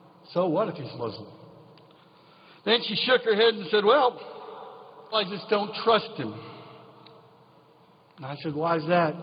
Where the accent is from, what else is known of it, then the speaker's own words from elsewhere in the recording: Nemacolin, Pennsylvania, United States; moved away; I went back to my hometown in Nemacolin